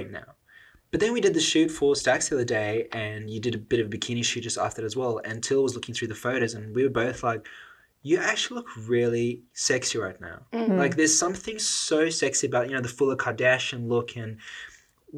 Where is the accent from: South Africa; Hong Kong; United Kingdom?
South Africa; I'm South African. Like, we grow up around food